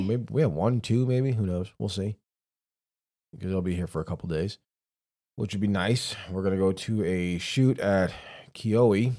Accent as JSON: {"language": "English", "town": "New York City", "region": "New York", "country": "United States", "tie": "born or raised there", "said": "I was born and raised in New York City"}